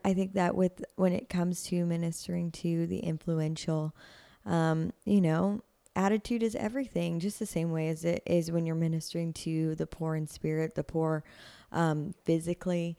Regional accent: Nashville, Tennessee, United States; I'm like third generation Nashvilleian.

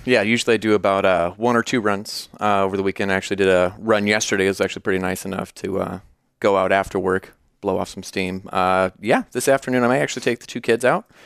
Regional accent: Davenport, Iowa, United States; moved away as an adult; also born or lived in Chicago, Illinois; now in Peoria, United States; I've been born and raised in Davenport, Iowa

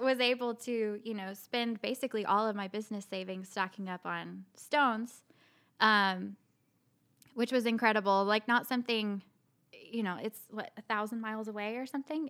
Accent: Bartlesville, Oklahoma, United States; moved away as an adult; also born or lived in Tucson, Arizona / Frisco, Texas; now in Pawhuska, United States; we're both from Bartlesville

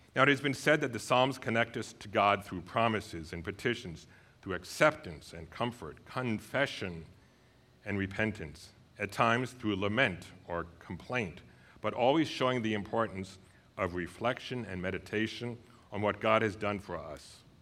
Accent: New York, United States; moved away as an adult; also born or lived in Saint Paul, Minnesota; now in Inver Grove Heights, United States; taking charge of our yard at home when I grew up in New York

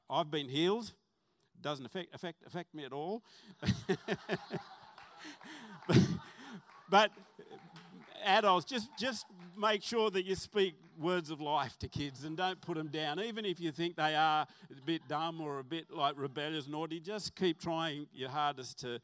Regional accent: Salamander Bay, New South Wales, Australia; also born or lived in Western Suburbs Hospital (Newcastle area) / Mayfield West; we moved to Port Stephens, and I grew up on a farm, Salamander Bay

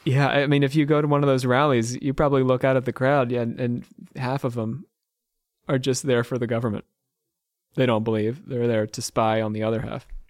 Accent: Trenton, New Jersey, United States; I grew up in Trenton, New Jersey

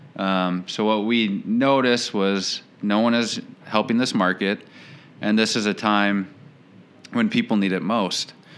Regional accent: Saint Paul, Minnesota, United States; moved away as an adult; also born or lived in Portland, Oregon; now in Rochester, United States; I am originally from St. Paul, Minnesota, born and raised

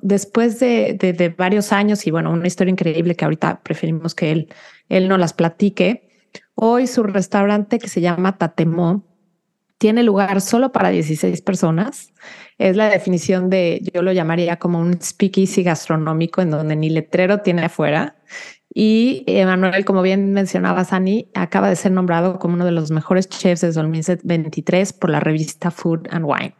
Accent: Mexico; now in United States; para nosotros como mexicanos

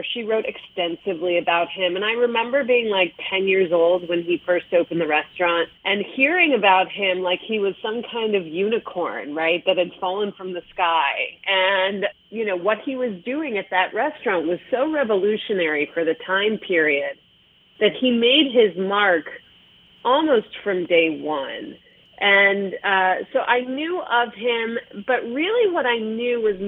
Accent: Chicago, Illinois, United States; moved away as an adult; now in Los Angeles, United States; I grew up in Chicago. My mother was a food writer in the city. I moved to Los Angeles 6 years ago

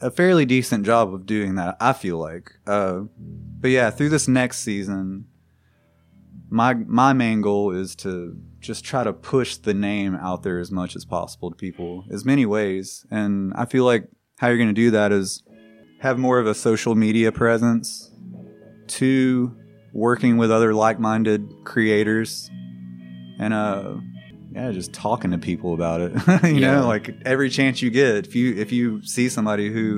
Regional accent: Birmingham, Alabama, United States; We are from Birmingham

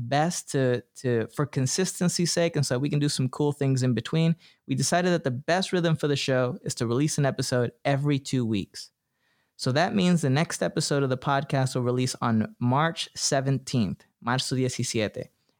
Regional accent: Florida, United States; I'm from Florida. I spent 10 years of my life in Florida

